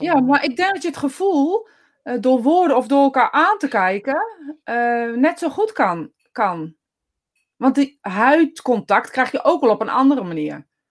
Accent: Netherlands; als Nederlanders

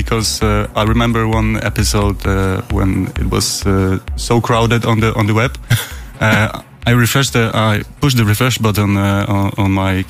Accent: Poland; I'm from Poland.

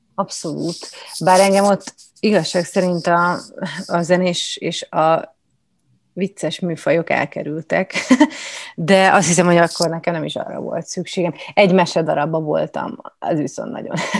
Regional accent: Budapest, Hungary; also born or lived in Kaposvár; Én egyébként budapesti vagyok

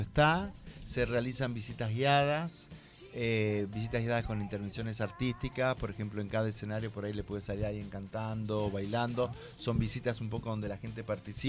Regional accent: Santa Fe, Argentina; moved away as an adult; now in Buenos Aires, Argentina; Yo soy de Santa Fe.

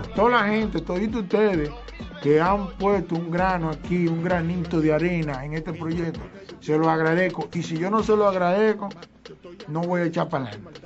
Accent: Monte Plata, Dominican Republic; a toda la gente mía de Monteplata, mi gente querida, mi pueblo natal

